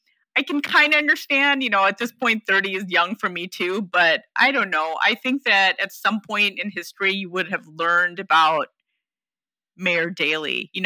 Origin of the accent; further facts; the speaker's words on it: Chicago, Illinois, United States; I grew up literally right outside of Chicago, was born in Chicago.